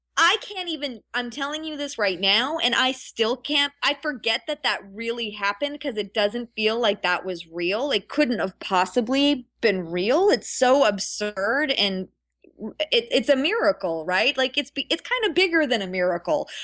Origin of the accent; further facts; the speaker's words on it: Ottawa, Ontario, Canada; now in California, United States; I consider Ottawa my hometown